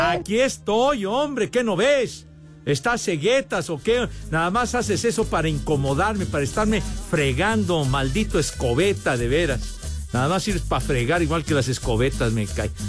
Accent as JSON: {"language": "Spanish", "region": "Mexico City", "country": "Mexico", "said": "Orgullosamente iztapalapense"}